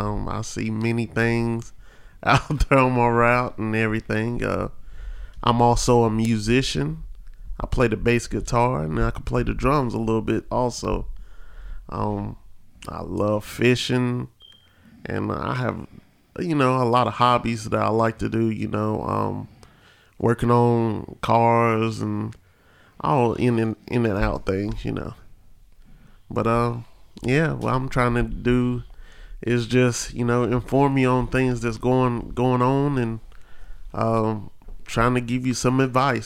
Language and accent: English; Asheboro, North Carolina, United States; born and raised in North Carolina. Raised in Random in North Carolina and Asheboro, North Carolina.